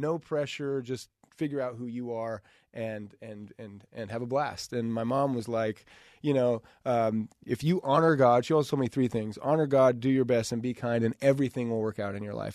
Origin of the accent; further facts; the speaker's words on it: Idaho, United States; growing up in Idaho